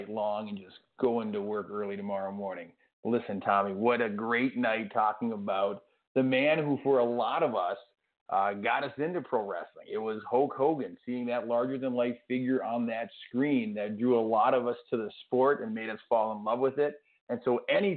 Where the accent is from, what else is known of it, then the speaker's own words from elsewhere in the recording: St. Cloud, Minnesota, United States; my hometown of St. Cloud, Minnesota